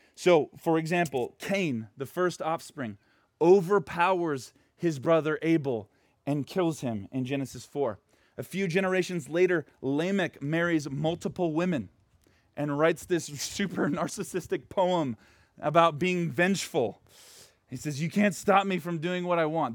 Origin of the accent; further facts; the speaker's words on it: Portland, United States; moved away; where I grew up right now in Portland